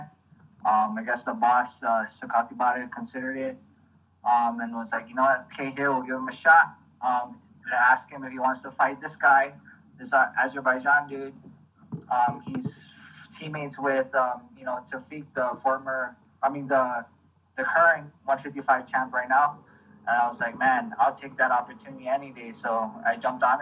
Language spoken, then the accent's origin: English; Guam; grew up in, born and raised in Guam